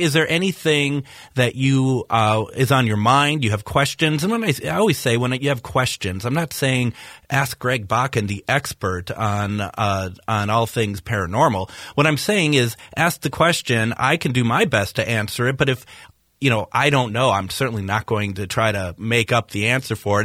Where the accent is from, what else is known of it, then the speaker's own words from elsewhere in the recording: Minnesota, United States; I am being very Minnesotan today